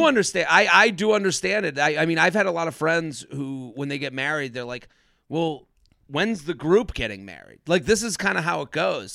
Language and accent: English; outside of Boston, Massachusetts, United States; I'm from outside of Boston, so I'm from the New England area